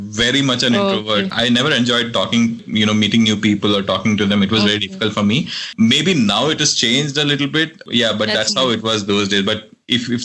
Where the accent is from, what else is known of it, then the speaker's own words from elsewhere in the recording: Kerala, India; also born or lived in Delhi; before moving to Kerala, we were in Delhi. So I was born in Delhi and I had done my third standard till Delhi. So when I came back to Kerala, we had to find a CBSE school